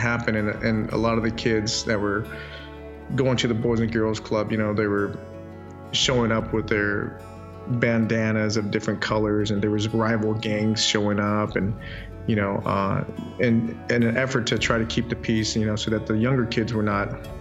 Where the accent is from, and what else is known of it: Chandler, Arizona, United States; born or raised there